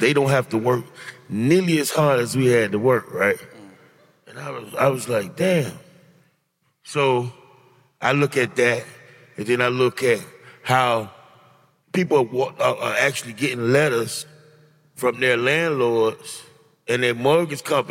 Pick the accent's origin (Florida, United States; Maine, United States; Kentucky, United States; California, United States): Florida, United States; Miami; I grew up in the Poker Bean Projects